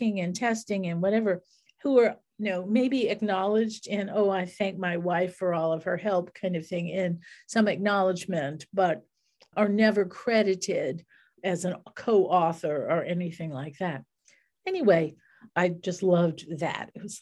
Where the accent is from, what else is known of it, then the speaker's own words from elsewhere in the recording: New Orleans, Louisiana, United States; I'm from New Orleans